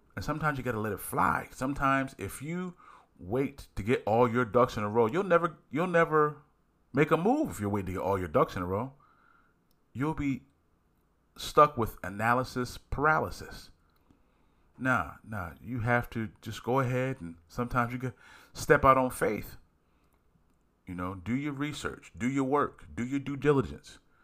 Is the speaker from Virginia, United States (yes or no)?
no; Philadelphia, Pennsylvania, United States; I'm from Philly